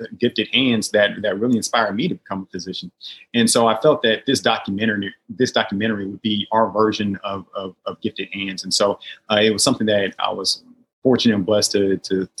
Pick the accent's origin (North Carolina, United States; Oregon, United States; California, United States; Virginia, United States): Oregon, United States; Portland; moved away as an adult; It's nice to be back in my hometown of Portland, Oregon, be with family and friends